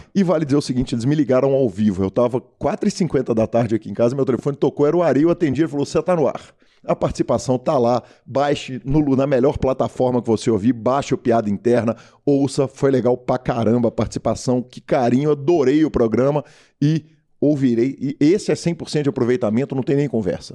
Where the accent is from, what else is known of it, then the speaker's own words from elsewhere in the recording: Minas Gerais, Brazil; accent: mineiro; sotaque nosso, é, o sotaque mineiro